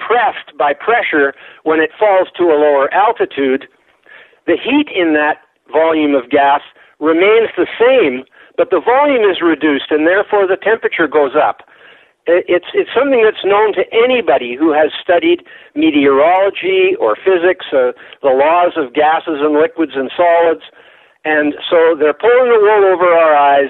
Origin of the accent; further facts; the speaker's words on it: Canada; I'm Canadian